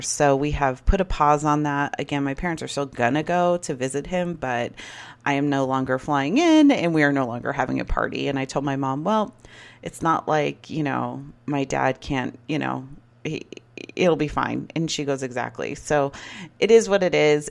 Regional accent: United States

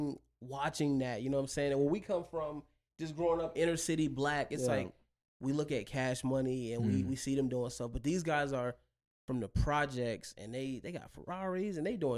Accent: the South, United States; And growing up in the South, people take like, they take old cars like box Chevys and they'll throw rims on them, paint job. And that's the culture.

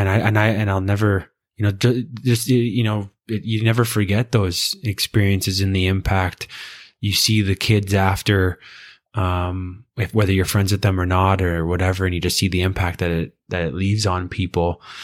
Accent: Canada; as a Canadian

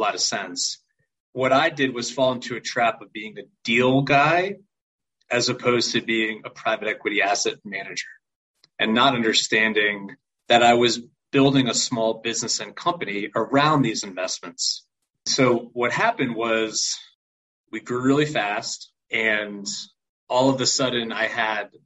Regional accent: New York, United States; also born or lived in Connecticut; now in Nashville, United States; I am originally from New York.

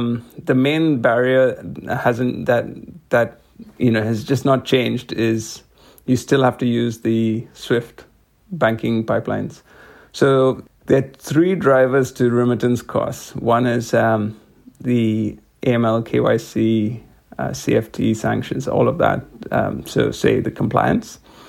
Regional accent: India; I grew up in India.

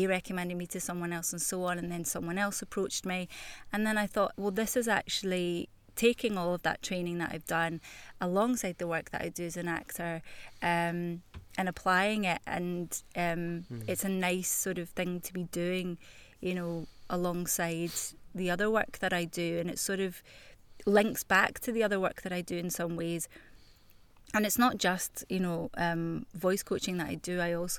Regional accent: Glasgow, Scotland, United Kingdom; I mean, because I am Glaswegian.

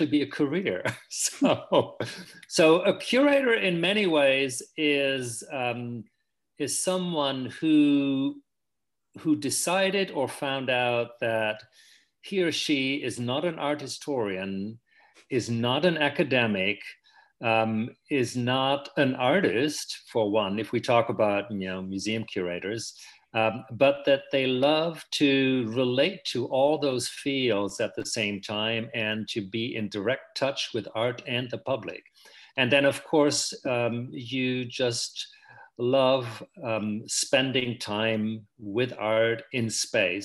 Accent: Germany; moved away as an adult; now in San Francisco, United States; I was born in Germany, and I lived most of my life in Germany. I only came to the US about 15 years ago to take up this job at SF MoMA

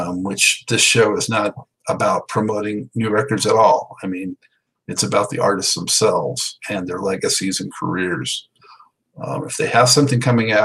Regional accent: Los Angeles, California, United States; moved away as an adult; now in Charlotte, United States; I grew up in Los Angeles, moved out here to the East Coast as a lifestyle change in 2006.

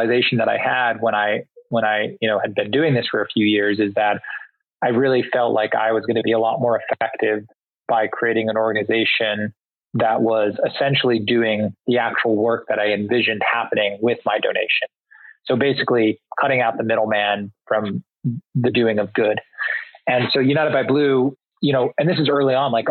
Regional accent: Singapore; moved away; I grew up predominantly in Southeast Asia and Singapore

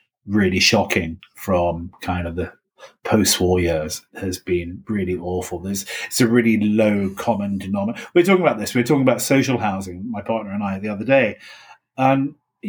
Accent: United Kingdom; also born or lived in Ireland; I'm British

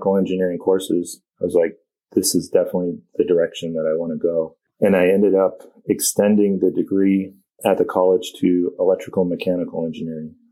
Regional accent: Vermont, United States; growing up in Vermont

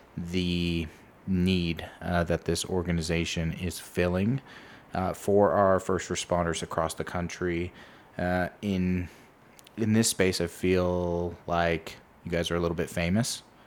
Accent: California, United States; growing up in California, uh, at least for my parents who also grew up in California and the Bay Area

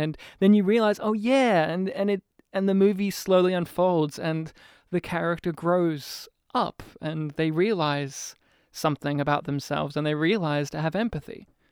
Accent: New South Wales, Australia; now in Melbourne, Australia; I'm from New South Wales.

